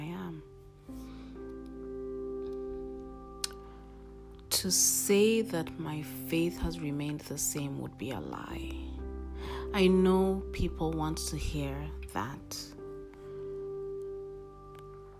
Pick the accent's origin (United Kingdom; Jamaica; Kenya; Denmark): Kenya; Nairobi; moved away as an adult; now in Rome, Italy; I moved from Nairobi, Kenya, which is my home, my country of birth, to Rome, Italy, and I've been here since.